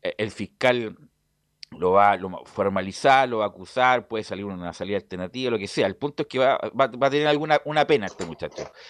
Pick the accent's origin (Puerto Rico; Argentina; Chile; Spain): Chile; como chilenos que somos